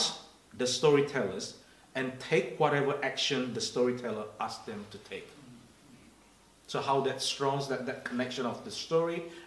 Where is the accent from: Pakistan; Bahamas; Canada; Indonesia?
Indonesia; English is a second language; moved away; I grew up in Indonesia